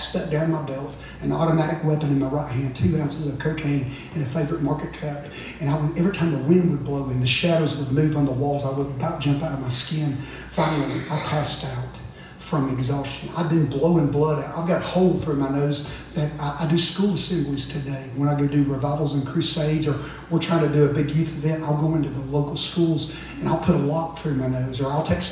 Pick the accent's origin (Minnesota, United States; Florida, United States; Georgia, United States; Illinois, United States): Georgia, United States; North; We're from North Georgia